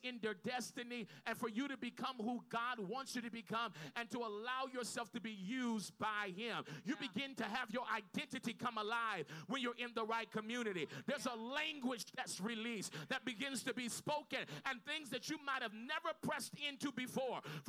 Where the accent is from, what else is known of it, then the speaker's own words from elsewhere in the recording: Los Angeles, California, United States; I'm from South L.A.